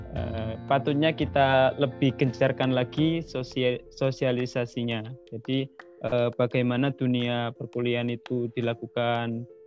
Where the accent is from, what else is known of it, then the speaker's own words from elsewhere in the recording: Lamongan, East Java, Indonesia; moved away as an adult; now in Turkey; Lahir di daerah Bengawan Jero, tepatnya di Dusun Goa, Desa Pemanjangan, Turi Lamungan